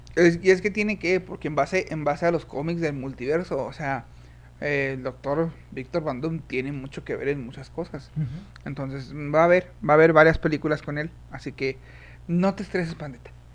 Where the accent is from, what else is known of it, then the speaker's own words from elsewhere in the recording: Chihuahua, Mexico; somos del Estado